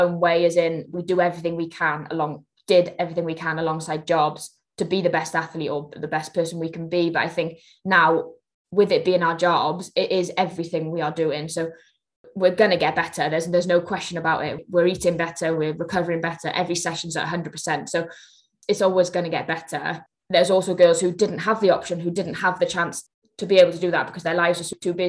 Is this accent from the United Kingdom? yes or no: yes; Wales, United Kingdom; as a Welsh nation